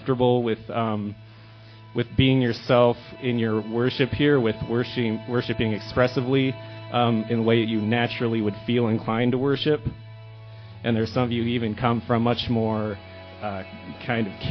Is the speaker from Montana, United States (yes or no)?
yes; Billings, Montana, United States; now in Helena, United States; I'm from Billings